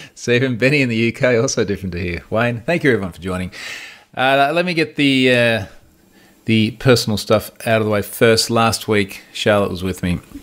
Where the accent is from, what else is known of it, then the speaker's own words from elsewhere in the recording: Australia; I'm Australian